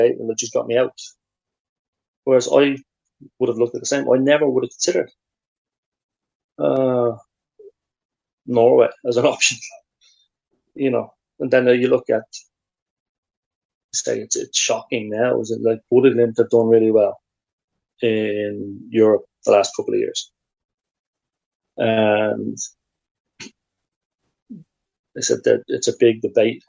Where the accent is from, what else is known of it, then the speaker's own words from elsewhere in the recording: Ireland; moved away as an adult; also born or lived in Sweden; you go away as an Irish person